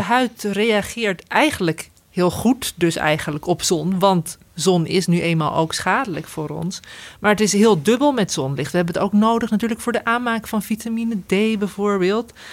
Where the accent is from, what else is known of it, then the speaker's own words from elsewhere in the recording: Veluwe, Gelderland, Netherlands; we komen van de Veluwe